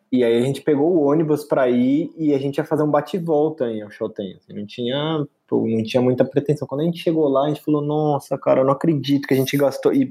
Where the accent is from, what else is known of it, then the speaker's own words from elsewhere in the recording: São Paulo, Brazil; que brasileiro, tipo, a gente é de São Paulo, tem sol pra caralho aqui, mano